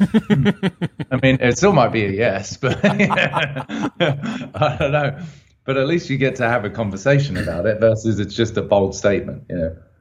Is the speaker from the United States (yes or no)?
no; United Kingdom; I'm obviously a Brit